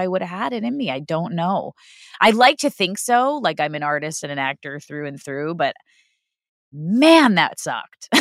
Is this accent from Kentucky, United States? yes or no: no; New York City, New York, United States; moved away; I grew up in Queens